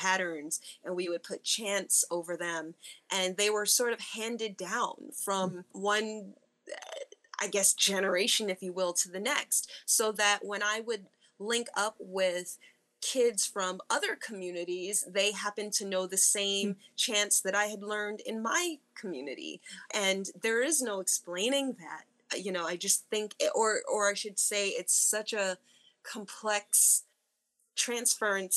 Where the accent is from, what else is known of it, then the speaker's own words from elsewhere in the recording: Newark, New Jersey, United States; also born or lived in Western Massachusetts; growing up in Newark, New Jersey